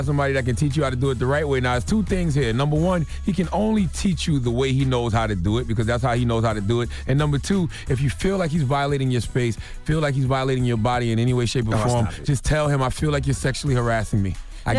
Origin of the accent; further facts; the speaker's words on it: South Carolina, United States; Listen, man, my home state of South Carolina be putting people away for the injustices that they commit.